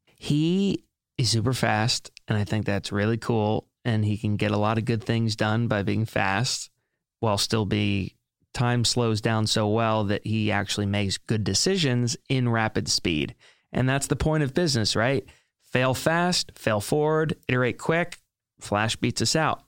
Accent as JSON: {"language": "English", "town": "Hilton Head Island", "region": "South Carolina", "country": "United States", "tie": "born or raised there", "moved": "as an adult", "lives_now": "New York City, United States", "said": "Born and raised in Hilton Head Island, South Carolina, moved up to New York City in, um, August of two thousand eleven"}